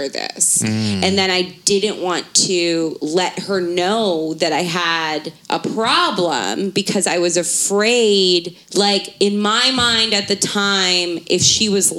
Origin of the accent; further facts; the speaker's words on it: Baltimore, Maryland, United States; I grew up in Baltimore City